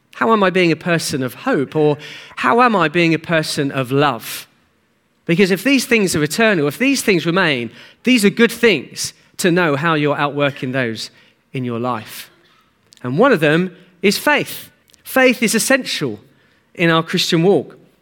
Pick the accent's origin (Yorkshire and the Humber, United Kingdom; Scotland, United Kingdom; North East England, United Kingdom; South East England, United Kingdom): South East England, United Kingdom; Hastings; I grew up in Hastings